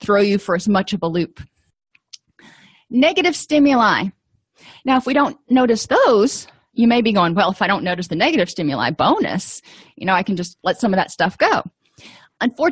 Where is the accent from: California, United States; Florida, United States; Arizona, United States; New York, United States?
Florida, United States; South; I grew up in South Florida